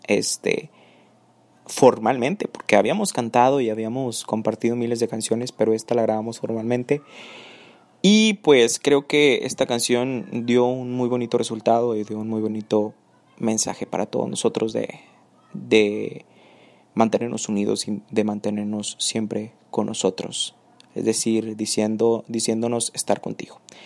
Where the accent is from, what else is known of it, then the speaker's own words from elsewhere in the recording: Nuevo León, Mexico; Soy nacido en Nuevo León y, pues bueno, actualmente em, estudio la licenciatura en Administración de Empresas aquí en Nuevo León